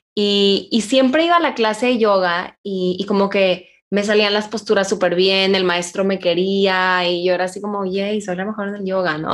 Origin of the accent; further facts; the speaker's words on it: Monterrey, Nuevo León, Mexico; soy de Monterrey